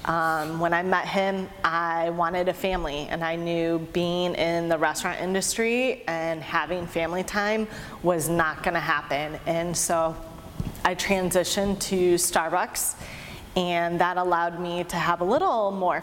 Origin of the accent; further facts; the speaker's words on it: Michigan, United States; I grew up in Michigan